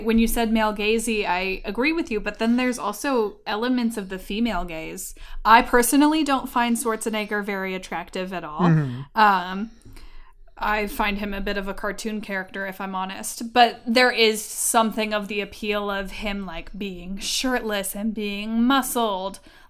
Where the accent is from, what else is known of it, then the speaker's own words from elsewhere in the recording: California, United States; Because I grew up in California.